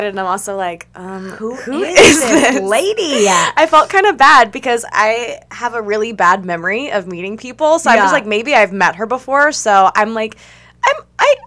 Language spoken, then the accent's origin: English; Tennessee, United States; also born or lived in California; I am from Tennessee, born and raised